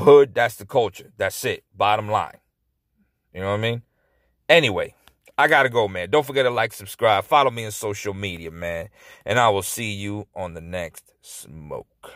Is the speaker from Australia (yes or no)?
no; Dominican Republic; I was born in Dominican Republic